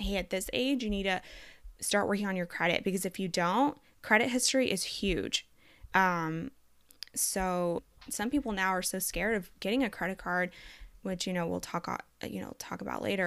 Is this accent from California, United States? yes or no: no; Texas, United States; also born or lived in Colombia; I am from Colombia, South America, born and semi-raised there. I moved to the United States at the age of five. Um, since then, I've lived in Texas, uh, until now